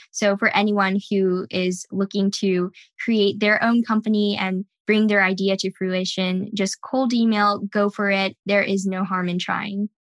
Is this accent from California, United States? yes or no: yes; California, United States; Growing up in California